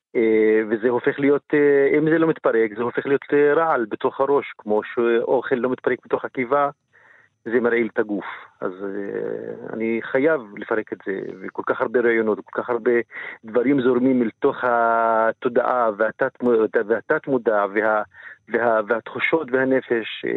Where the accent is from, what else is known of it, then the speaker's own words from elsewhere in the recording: Israel; גם כפלסטיני וגם כערבי ישראלי